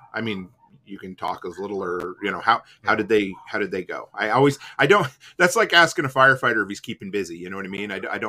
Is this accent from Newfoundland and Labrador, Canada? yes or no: no; Digby, Nova Scotia, Canada; I'm from Digby.